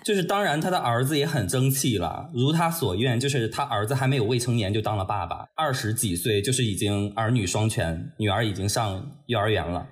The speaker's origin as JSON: {"language": "Chinese", "region": "Shandong", "country": "China", "tie": "born or raised there", "also_born_or_lived": "Beijing", "moved": "as an adult", "said": "我的老家是山东的一个小县城"}